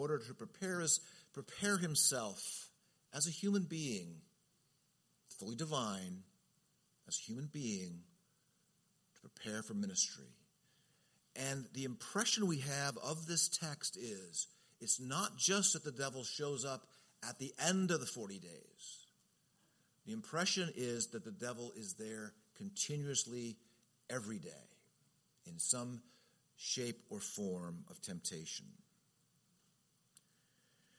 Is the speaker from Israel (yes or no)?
no; Southern California, United States; as a kid growing up in Southern California